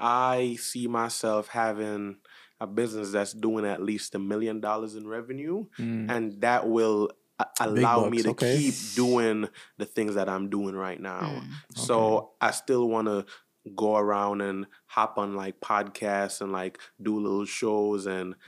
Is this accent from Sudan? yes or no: no; Jamaica; And also too, like especially since I'm Jamaican, there's a part of me that's been radiating to tap into my culture to create like art.